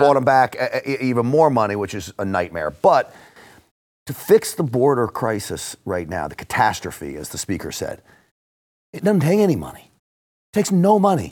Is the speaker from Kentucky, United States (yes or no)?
no; New York, United States; I grew up in and around New York